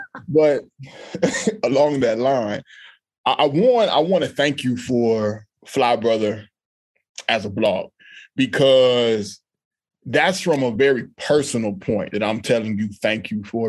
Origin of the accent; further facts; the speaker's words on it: Austin, Texas, United States; I grew up in Austin, Texas. My mother is a Black American woman. My dad is a Black man from the Republic of Panama.